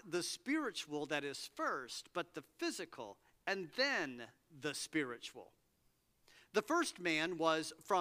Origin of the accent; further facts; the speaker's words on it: Cincinnati, Ohio, United States; moved away; I grew up in Cincinnati